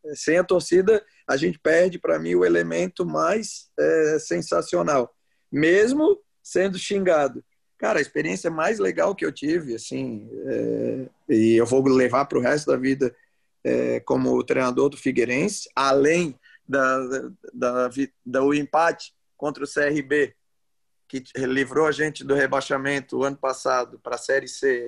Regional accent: Florianópolis, Santa Catarina, Brazil; also born or lived in Araranguá; Sou manezinho do Estreito, do Balneário

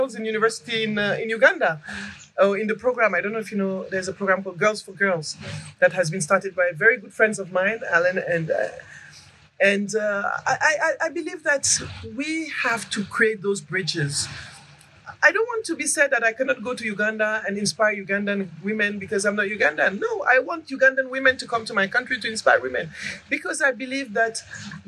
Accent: Senegal; also born or lived in Mali; now in Côte d'Ivoire; I'm from Senegal originally. I have some origins in Mali too, but I live in Côte d'Ivoire.

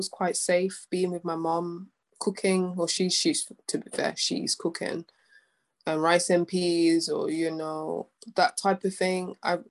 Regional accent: Coventry, West Midlands, United Kingdom; So it's been tricky when growing up in Coventry, and you know, as a black woman in different spaces, it's been really, really tricky.

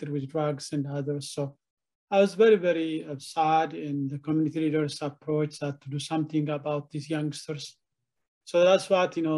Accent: Ethiopia; moved away as an adult; now in Columbus, United States; I'm from Ethiopia

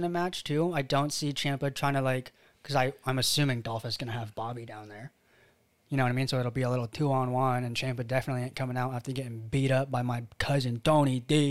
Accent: Philippines; I'm Filipino, not Chinese. Everyone in school would always tell me to do their math.

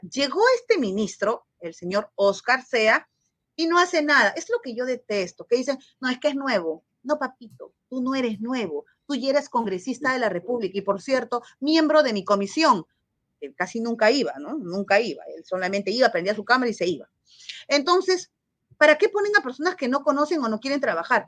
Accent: Peru; Es mi país, es mi Perú

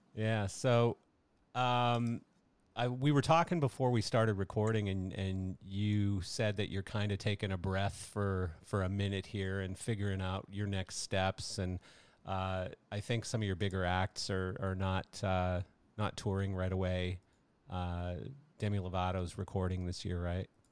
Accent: Canada; I'm Canadian

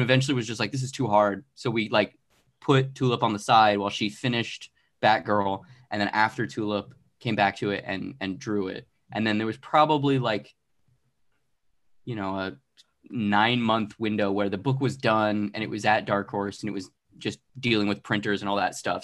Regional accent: Arizona, United States; now in Los Angeles, United States; I'm originally from Arizona. Uh, I live in Los Angeles

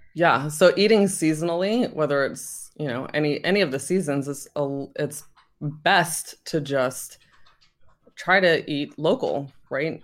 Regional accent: Virginia, United States; moved away; when I was growing up in Virginia

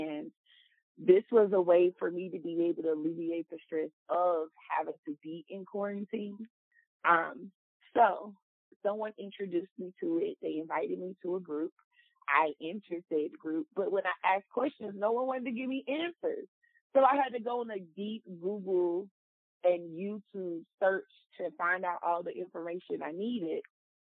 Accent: Louisiana, United States; now in Dallas-Fort Worth, United States; I'm 38. I'm from Louisiana, and I currently reside in the DFW area of Texas.

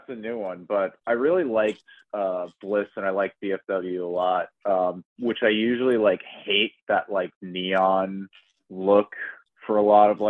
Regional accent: Long Island, New York, United States; now in Queens, United States; we're both from Long Island. I live in Queens, and, like, even, like, growing up on Long Island

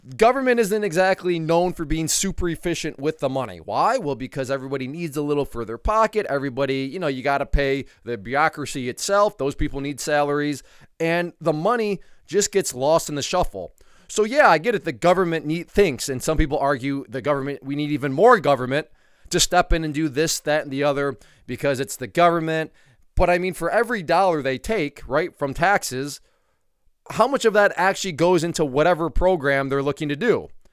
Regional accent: United States; as an American

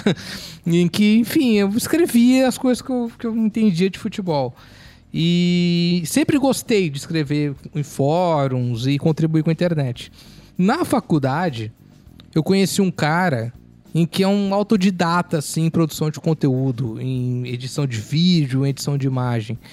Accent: Porto Alegre, Rio Grande do Sul, Brazil; moved away; also born or lived in Cuiabá; Sou, eu sou de Porto Alegre. A gente veio em 96 para Cuiabá, minha família

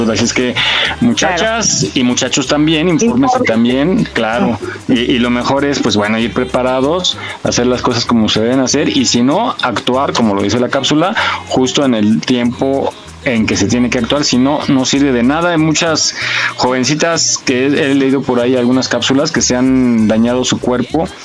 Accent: Mexico City, Mexico; pues nosotros somos chilangos, ¿no? Yo estoy ahorita aquí en la Ciudad de México

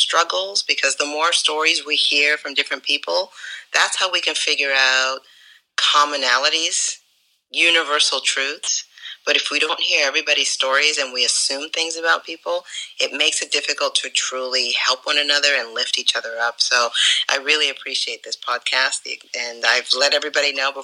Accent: Puerto Rico; we are technically Americans, but the island itself is a truly bilingual nation

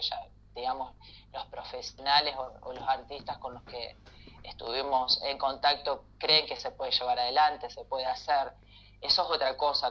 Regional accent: Santa Fe, Argentina; yo soy de Santa Fe

